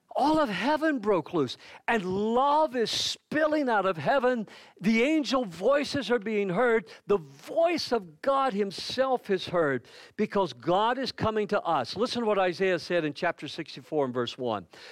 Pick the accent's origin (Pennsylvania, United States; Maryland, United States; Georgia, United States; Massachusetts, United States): Georgia, United States; near Lizella; moved away; also born or lived in south of Hahira, Georgia; Lizelle is a small little town that's right outside of my hometown where my mother lives